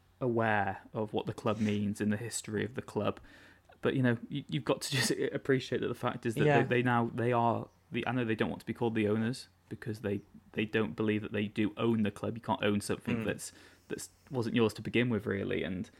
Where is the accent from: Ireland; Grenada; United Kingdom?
United Kingdom; Wales; But growing up in North Wales, and really rural North Wales, where there was 2 buses out of my village a day, and I didn't have much expendable income, there was no way I'd be able to go to a qualifying match in Cardiff.